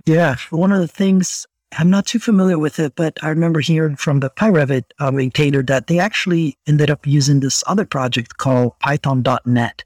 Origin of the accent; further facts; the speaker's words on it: Brazil; English is a second language; moved away; I grew up in Brazil